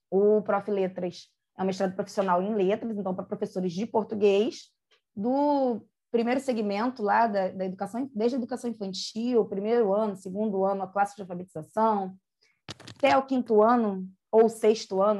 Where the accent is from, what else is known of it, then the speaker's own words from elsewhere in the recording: Rio de Janeiro, Brazil; hoje eu estou morando no Recreio, mas eu moro, na verdade, em Pedra de Guaratiba, que eu sou de lá